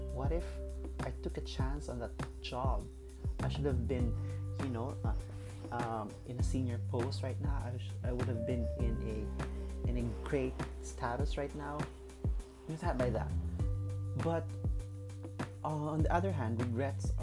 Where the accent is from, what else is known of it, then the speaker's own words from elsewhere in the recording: Cagayan de Oro, Northern Mindanao, Philippines; moved away as an adult; now in Cebu, Philippines; right now I'm from Cagayan de Oro, but currently I'm here in Cebu because I took a job here